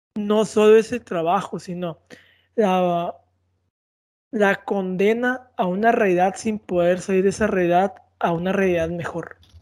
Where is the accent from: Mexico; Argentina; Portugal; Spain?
Mexico; somos mexicanos